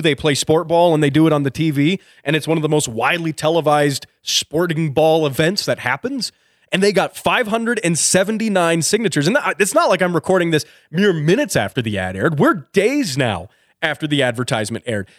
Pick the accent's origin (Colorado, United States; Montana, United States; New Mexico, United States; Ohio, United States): Colorado, United States; a town here in Colorado, in my home state